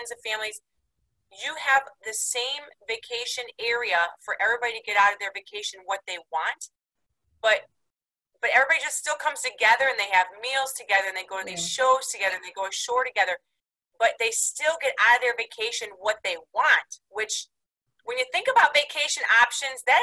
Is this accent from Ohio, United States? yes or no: yes; Ohio, United States; I'm from Ohio.